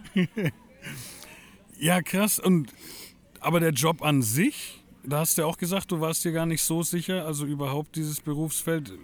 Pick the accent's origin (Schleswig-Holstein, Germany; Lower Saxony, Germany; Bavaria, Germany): Bavaria, Germany; Franconia; ich selbst als Franke